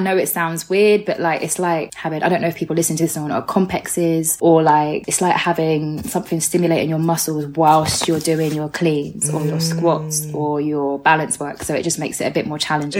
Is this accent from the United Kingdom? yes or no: yes; Orpington, London, United Kingdom; I grew up in Orpington, part of Bromley. So basically, yeah, Bromley, southeast, all that area